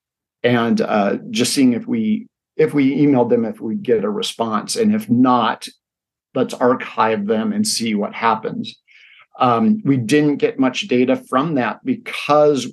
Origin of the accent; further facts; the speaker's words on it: Spokane, Washington, United States; moved away as an adult; also born or lived in Seattle; now in Spokane, United States; my hometown community